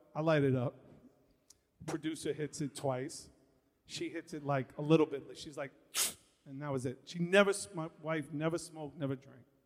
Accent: New York City, New York, United States; I'm a kid from Far Rockaway, Queens. I grew up in Red Fern Projects

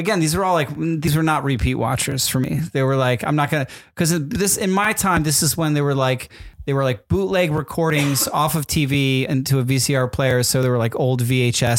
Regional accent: Northeast, United States; moved away; I grew up in the East Coast

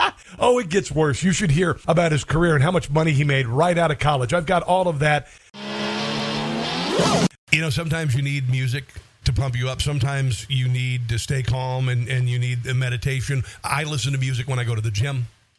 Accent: Iowa, United States; I grew up on a farm. If you, you know, heard me describe my childhood growing up in the 70s and 80s in Iowa, you'd think I was raised in the Great Depression

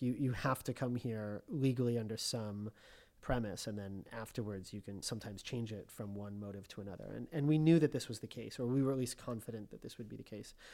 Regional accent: Colorado, United States; moved away as an adult; also born or lived in Connecticut / Washington, D.C. / Los Angeles; now in Rome, Italy; I was born in Connecticut, and I grew up mostly in Colorado

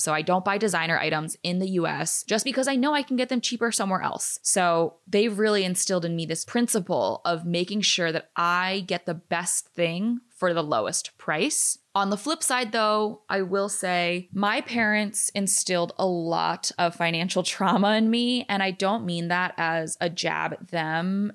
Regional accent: United States; first language English; I was born in America

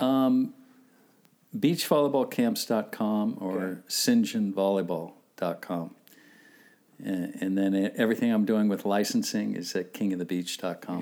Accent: Southern California, United States; growing up here in Southern California

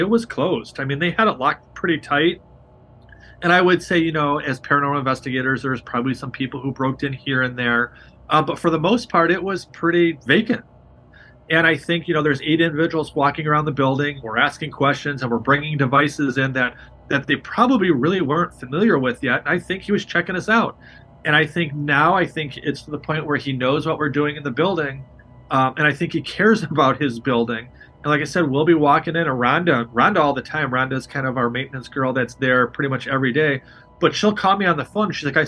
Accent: Chicago, Illinois, United States; I'm from Chicago

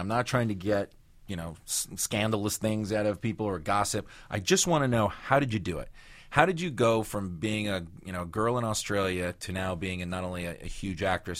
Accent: San Fernando, California, United States; First of all, I'm from San Fernando. I'm not from Hollywood.

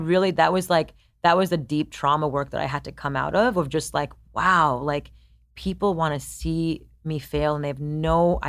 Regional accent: India; I'm Indian, like Japanese

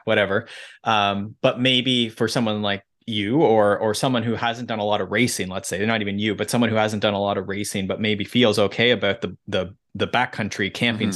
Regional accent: Mansfield, Ontario, Canada; now in Collingwood, Canada; I grew up in Mansfield, so just south of there.

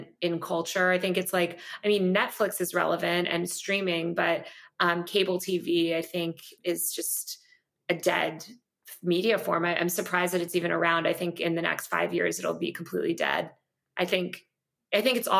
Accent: New York, United States; moved away as an adult; now in Los Angeles, United States; I'm a New Yorker. I grew up reading the New York Post.

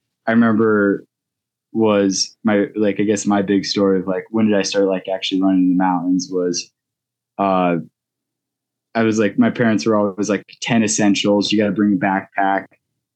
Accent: Golden, Colorado, United States; also born or lived in Gunnison, Colorado / Utah / Boulder, Colorado; I grew up in Golden, Colorado.

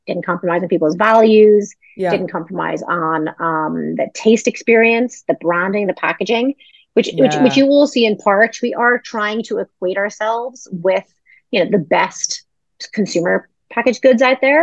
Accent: Ireland; moved away; I'm originally Irish

